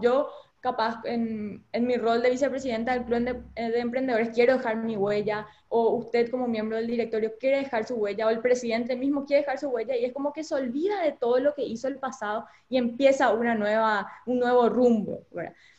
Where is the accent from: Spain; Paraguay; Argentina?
Paraguay; como paraguayos